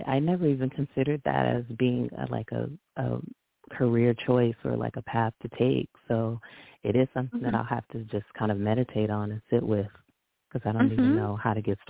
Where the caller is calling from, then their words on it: Southern California, United States; I'm calling from California, Southern California.